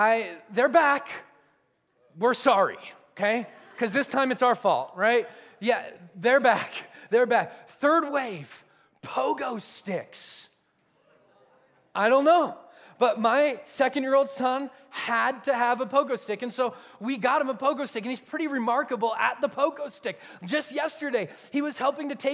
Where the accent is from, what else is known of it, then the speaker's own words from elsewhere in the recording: Southern California, United States; moved away; I grew up in Southern California, and I grew up going to the beach